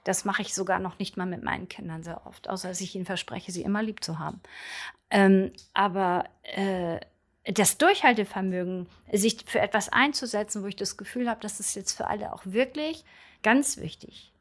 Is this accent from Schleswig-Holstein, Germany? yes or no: yes; Brunsbüttel, Schleswig-Holstein, Germany; now in Berlin, Germany; ich komme ursprünglich aus Brunsbüttel, einer Schleusenstadt am Wasser sozusagen. Ein Fischkopf, wie auch manche das nennen würden.